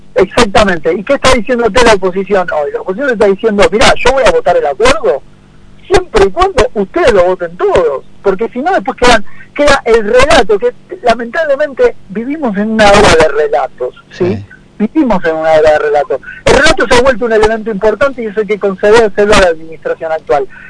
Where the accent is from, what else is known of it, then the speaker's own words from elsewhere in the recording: Argentina; nuestros propios argentinos